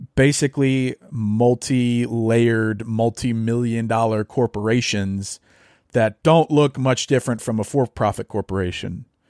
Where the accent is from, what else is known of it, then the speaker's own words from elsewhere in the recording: North Louisiana, United States; moved away; also born or lived in Arkansas; I grew up in Louisiana, North Louisiana